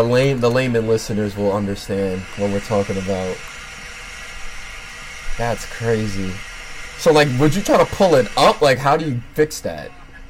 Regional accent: Freeport, New York, United States; I grew up around the Freeport train station

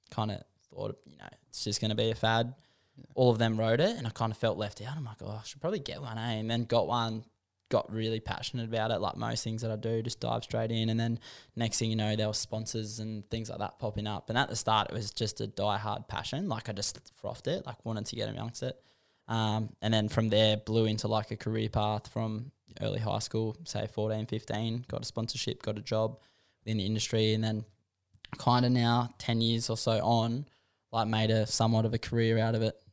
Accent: Warragamba, New South Wales, Australia; growing up in Warragamba

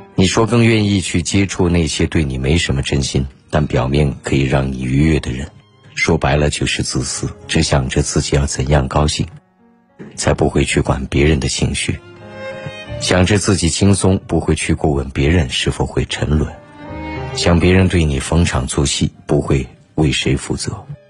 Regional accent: China; 作为中国人， 任何比赛当然都是希望中国人能够赢下的

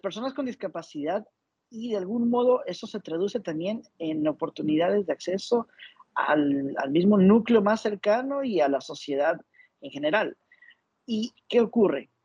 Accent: Ecuador; now in Panama; soy de Ecuador, actualmente vivo en Panamá

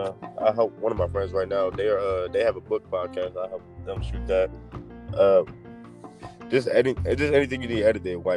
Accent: Waldorf, Maryland, United States; Waldorf, Maryland.

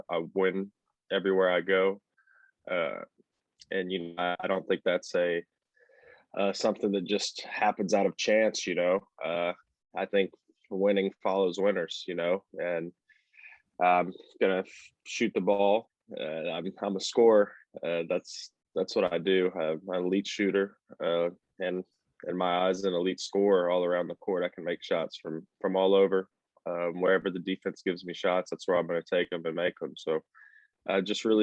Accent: Little Rock, Arkansas, United States; now in Fayetteville, United States; So I was born and raised in Little Rock, Arkansas. I live in Fayetteville, Arkansas now.

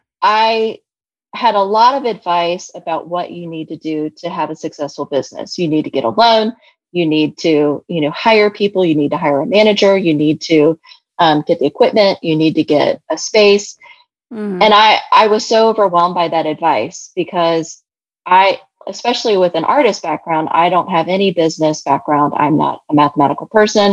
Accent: Kentucky, United States; I'm from Kentucky. And so my dad and I, we would make caramels

